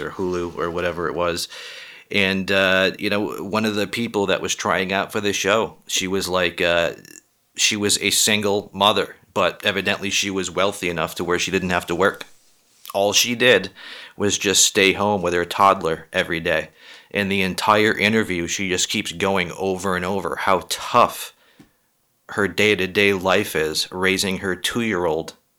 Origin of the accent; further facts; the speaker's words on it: just outside of Boston, Massachusetts, United States; I was born and raised just outside of Boston